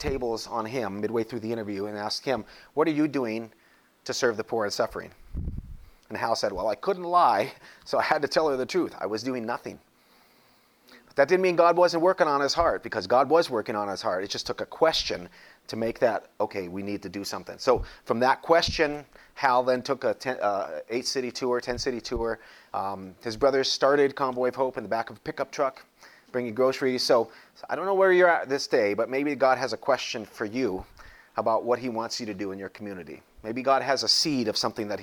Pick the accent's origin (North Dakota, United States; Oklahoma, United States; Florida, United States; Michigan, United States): North Dakota, United States; now in Springfield, United States; I grew up in North Dakota, so there weren't many cities around there.